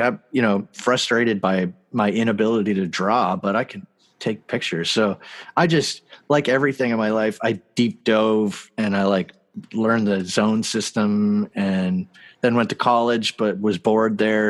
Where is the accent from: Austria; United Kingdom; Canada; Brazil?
Canada; I'm from Canada